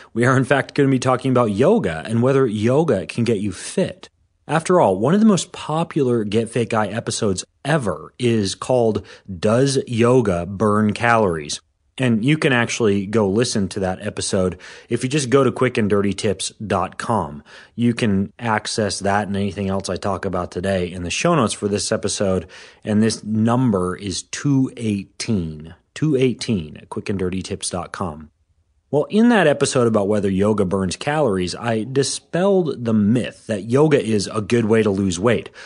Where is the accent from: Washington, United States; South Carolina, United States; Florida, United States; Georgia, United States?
Washington, United States; here in my hometown in Washington State